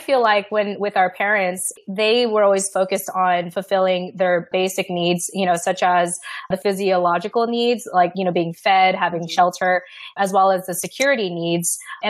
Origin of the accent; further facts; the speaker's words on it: United States; And for me, on the other hand, being raised as an American, I wanted to go up and beyond that.